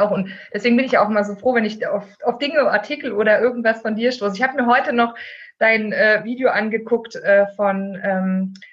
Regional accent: East Germany, Germany; Ich bin im äh, Osten groß geworden. Mhm. Also meine Kindheit habe ich im Osten verbracht.

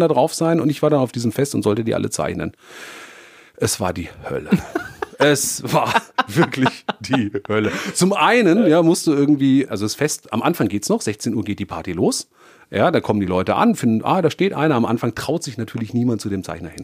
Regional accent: Darmstadt, Hesse, Germany; aus meiner Heimatstadt, wo ich aufgewachsen bin, in Darmstadt

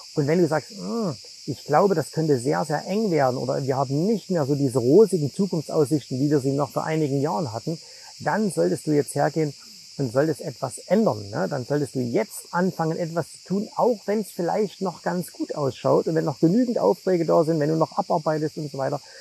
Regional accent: Zwickau, Saxony, Germany; moved away; ich komme ja ursprünglich aus Zwickau

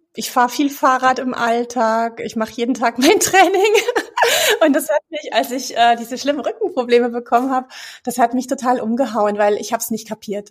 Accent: Munich, Bavaria, Germany; moved away as an adult; now in Cologne, Germany; ich bin gebürtig aus München, lebe aber seit 15 Jahren tatsächlich in Köln.

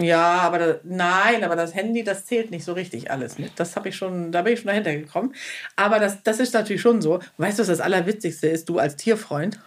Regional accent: Schleswig-Holstein, Germany; moved away; sesshaft in Schleswig-Holstein, wo ich ja auch zum Großteil aufgewachsen bin

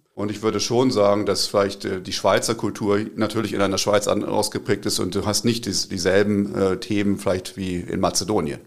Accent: Braunschweig, Lower Saxony, Germany; also born or lived in Tübingen area / Zurich; now in Tübingen, Germany; Ich komme aus Braunschweig ursprünglich. Braunschweig ist eine Stadt in Norddeutschland, wo so ziemlich das höchste Hochdeutsch äh, gesprochen wird.

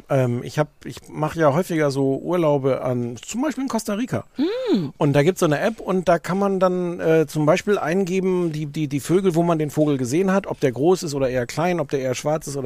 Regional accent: Brandenburg, Germany; also born or lived in Hamburg; now in Greifswald, Germany; Ich komme ja ursprünglich aus Brandenburg, deswegen Ecke. Dann war ich 20 Jahre in Hamburg und jetzt wohne ich in Greifswald

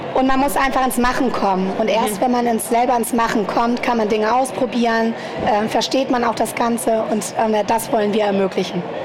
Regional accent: Germany; now in Munich, Germany; ich komme selber aus dem Harz, deswegen äh, na, da ist auch nicht so viel

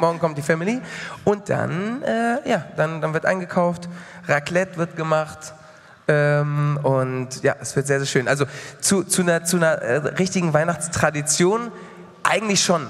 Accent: Mallorca, Balearic Islands, Spain; moved away; ich bin ja auf Mallorca groß geworden

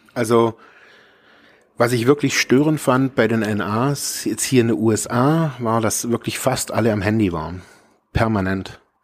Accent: Germany; also born or lived in Ravensburg; ich bin aus Deutschland

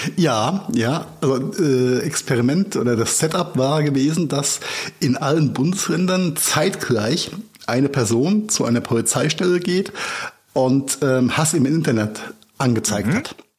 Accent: Mainz, Rhineland-Palatinate, Germany; meine Heimatstadt Mainz

